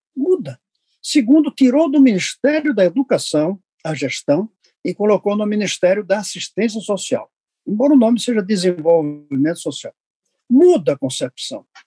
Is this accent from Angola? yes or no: no; Recife, Pernambuco, Brazil; eu sou de Recife, não sou de Santa Catarina